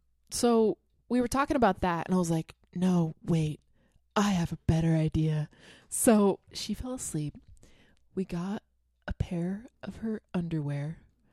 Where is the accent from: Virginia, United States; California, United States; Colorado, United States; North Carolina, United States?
North Carolina, United States; accent: Southern; moved away; I grew up in North Carolina, and they talk a lot like this, and so I can do that really easily.